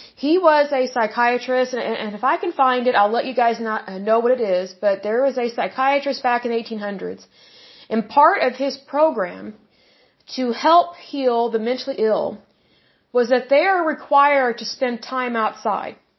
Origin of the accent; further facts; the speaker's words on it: Oklahoma, United States; I was born and raised in Oklahoma